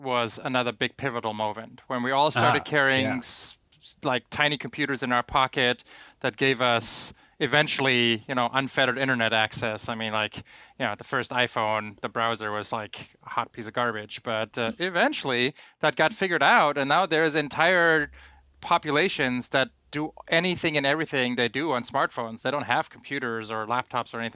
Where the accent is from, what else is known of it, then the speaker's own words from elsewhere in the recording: Germany; growing up in Germany in like 1993